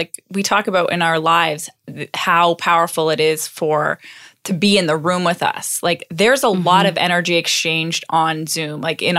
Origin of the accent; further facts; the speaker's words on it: Canada; talking to another Canadian, and we were both the ones both standing by the heater. And I'm like, we're the Canadian.